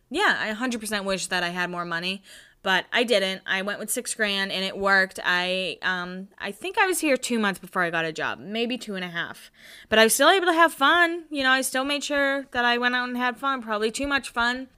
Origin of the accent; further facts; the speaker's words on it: Northeast, United States; I'm from the Northeast and people don't even really surf and we boogie board